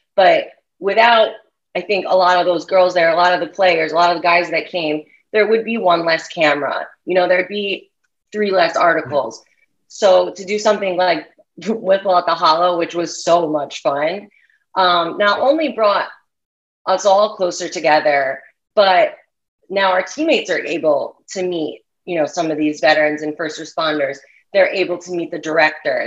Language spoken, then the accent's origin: English; New York, United States; I'm growing up in New York